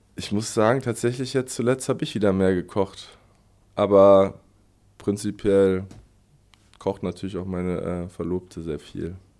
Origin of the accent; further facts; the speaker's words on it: Berlin, Germany; moved away as an adult; now in Aschaffenburg, Germany; Ich komme aus Westberlin, aus äh, Spandau, also ganz im Westen. Ähm, genau, da bin ich au aufgewachsen